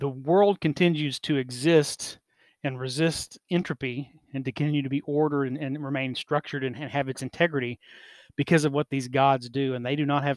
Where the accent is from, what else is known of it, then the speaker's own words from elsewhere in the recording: Oklahoma, United States; growing up in Oklahoma, as part of Native families and communities